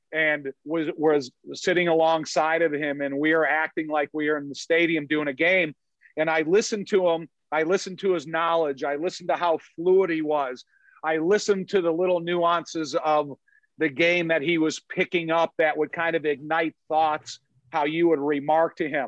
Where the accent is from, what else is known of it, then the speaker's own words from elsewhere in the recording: Joliet, Illinois, United States; I grew up in Joliet my whole life